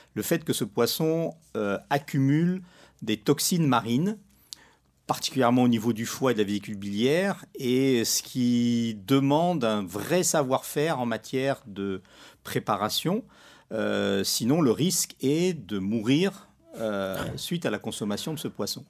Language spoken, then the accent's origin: French; Morocco; moved away; je suis pas né dans la région, euh, je suis né au Maroc